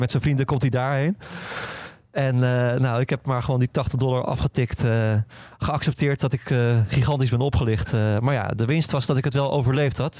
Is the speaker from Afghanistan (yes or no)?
no; Netherlands; als Nederlander